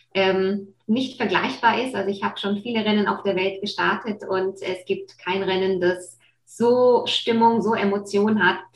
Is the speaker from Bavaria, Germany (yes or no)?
yes; Nuremberg and Fürth, Bavaria, Germany; was dann natürlich auch nicht weit von Nürnberg und Fürth weg ist, wo ich aufgewachsen bin.